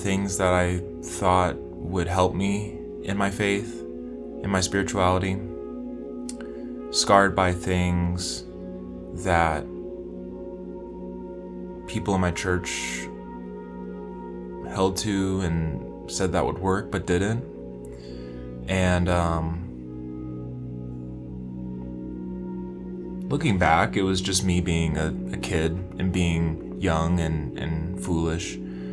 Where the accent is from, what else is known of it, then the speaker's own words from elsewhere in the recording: West Kentucky, United States; I grew up in Kentucky, in West Kentucky